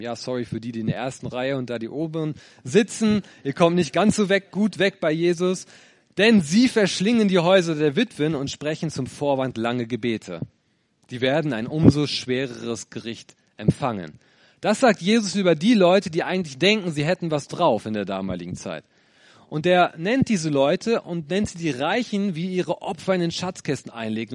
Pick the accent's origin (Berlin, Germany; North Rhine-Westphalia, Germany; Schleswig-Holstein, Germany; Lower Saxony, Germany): Lower Saxony, Germany; moved away as an adult; now in Bonn, Germany; Ursprünglich komme ich, ja, wie Luca aus Niedersachsen.